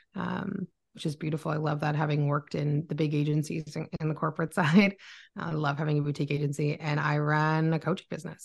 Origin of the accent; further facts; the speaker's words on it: Oakville, Ontario, Canada; moved away as an adult; also born or lived in Toronto, Ontario, Canada; now in Barrie, Canada; I was born in Toronto, Ontario, Canada, um, but grew up in Oakville